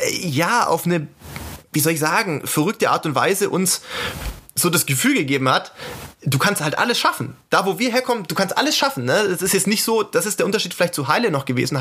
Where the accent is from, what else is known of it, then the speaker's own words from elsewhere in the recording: Sindelfingen, Baden-Württemberg, Germany; als gebürtigen Schwaben äh, in Sindelfingen